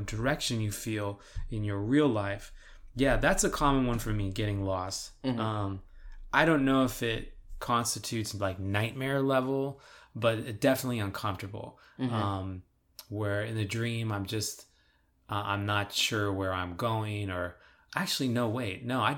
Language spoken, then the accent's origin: English; California, United States; now in Texas, United States; Growing up in California